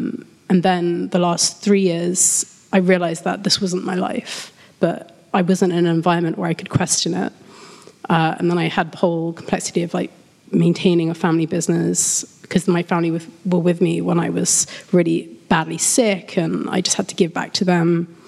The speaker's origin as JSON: {"language": "English", "region": "London", "country": "United Kingdom", "said": "from London."}